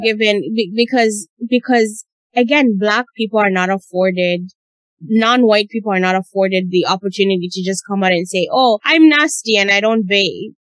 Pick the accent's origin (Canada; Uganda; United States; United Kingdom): Uganda; when I grew up in Uganda, we had maids